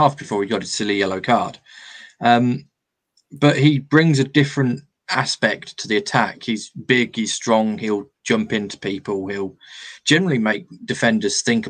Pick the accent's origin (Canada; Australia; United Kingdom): United Kingdom; England; we're English